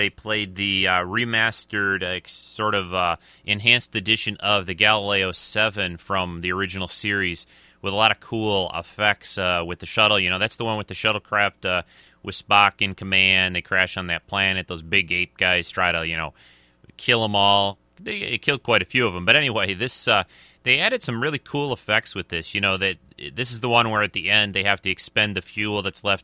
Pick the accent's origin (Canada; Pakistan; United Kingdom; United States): United States; Michigan; Michigan, which is my home state